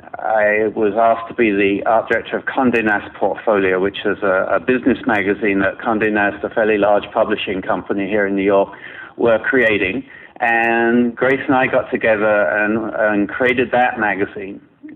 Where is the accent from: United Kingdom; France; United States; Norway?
United Kingdom; England; moved away as an adult; also born or lived in Toronto; Well, I started my career in England. I'm English, and worked on several major magazines there before coming to Toronto